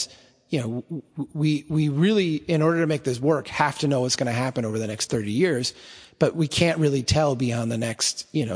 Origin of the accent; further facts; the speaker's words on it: Minnesota, United States; I'm Minnesotan